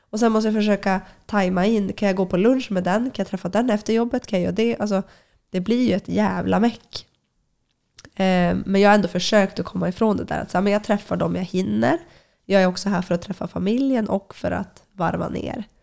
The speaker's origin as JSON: {"language": "Swedish", "town": "Luleå", "region": "Norrbotten County", "country": "Sweden", "moved": "yes", "said": "men men det är väl först nu när jag har flyttat ifrån eh, Luleå eh, och när jag väl kommer tillbaka, då uppskattar jag ju mycket, mycket mer alltså vintern och det här kalla klimatet"}